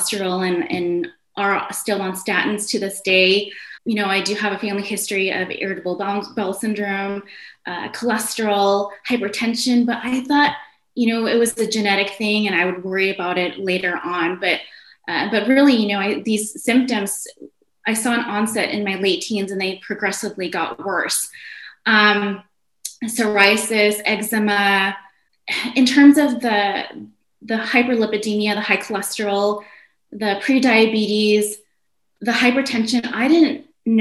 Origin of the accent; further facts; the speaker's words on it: North Dakota, United States; also born or lived in Indonesia; now in California, United States; I ended up growing up in the Midwest, primarily in North Dakota. In the year 2000, my family and I moved to California, and we have been here ever since